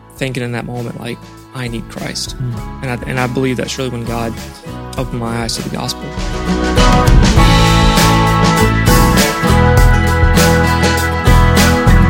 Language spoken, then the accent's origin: English; Nashville, Georgia, United States; I grew up, outside of Nashville, Georgia, in Berrien County, which is basically in the southern part